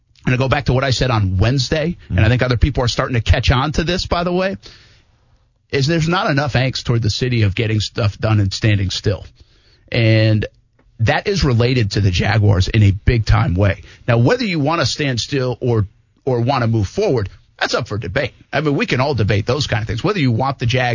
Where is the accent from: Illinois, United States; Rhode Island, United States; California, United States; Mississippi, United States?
Rhode Island, United States; Providence; my hometown. I mean, Providence.